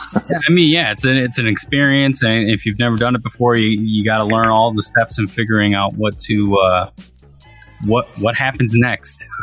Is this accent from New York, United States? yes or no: no; Racine, Wisconsin, United States; my hometown, Racine, Wisconsin